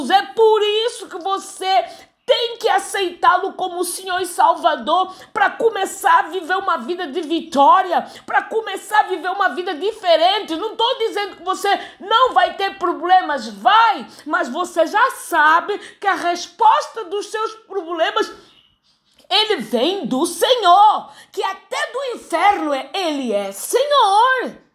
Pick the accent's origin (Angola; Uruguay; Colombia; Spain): Angola; born there; accent: European Portuguese; also born or lived in Brazil; Mas em algum momento da minha fala você vai detectar que eu não sou brasileira, que eu tenho um português um pouquinho mais pesado, que é o de Portugal. Mesmo apesar de ter nascido em Angola